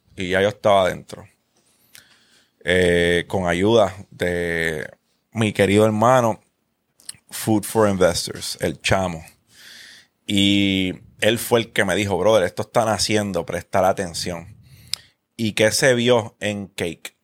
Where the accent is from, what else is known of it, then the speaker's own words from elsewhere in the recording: Carolina, Puerto Rico; Yo me crié en Parque Ecuestre. yo viví 12 años de mi vida en Parque Ecuestre.